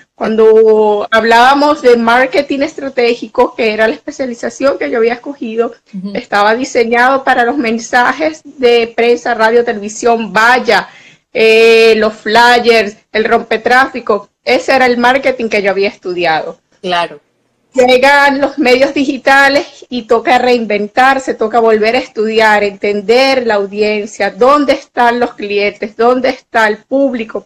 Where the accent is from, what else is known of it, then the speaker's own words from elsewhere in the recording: Venezuela; also born or lived in Mexico City; soy una periodista venezolana